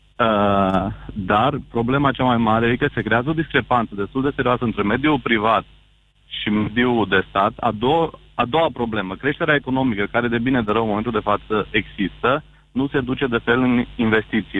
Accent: Bihor County, Romania; eu sunt din Bihor

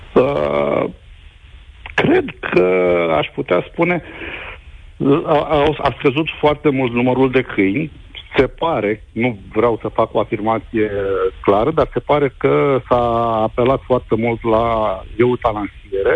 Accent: Brăila, Brăila County, Romania; eu sunt din Brăila

